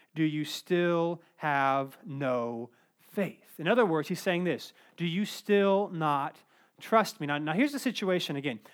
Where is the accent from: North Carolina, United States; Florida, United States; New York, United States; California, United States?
North Carolina, United States; Cary; I grew up in Cary